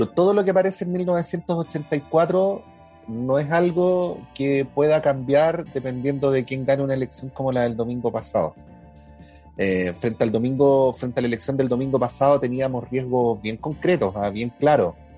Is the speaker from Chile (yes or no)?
yes; Chile